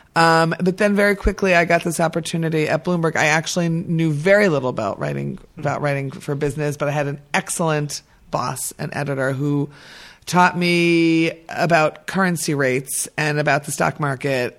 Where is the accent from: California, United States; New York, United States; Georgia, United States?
New York, United States; now in Israel; I'm an American and I'm a former New Yorker